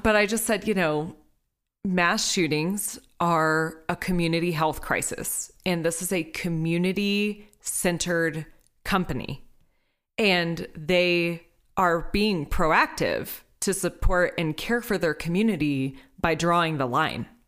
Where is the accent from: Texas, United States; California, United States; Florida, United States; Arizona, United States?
Texas, United States; I'm from Texas. I come from a family of hunters.